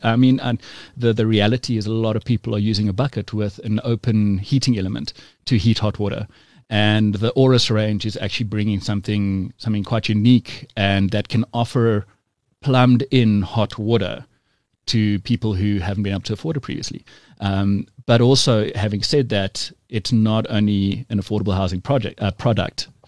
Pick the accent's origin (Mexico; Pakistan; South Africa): South Africa; we're all South African